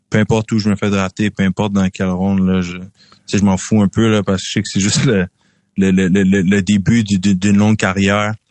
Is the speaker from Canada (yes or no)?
yes; Quebec, Canada; moi je suis toujours content de parler de dire à tout le monde que je viens du Québec, je suis toujours fier de représenter notre province.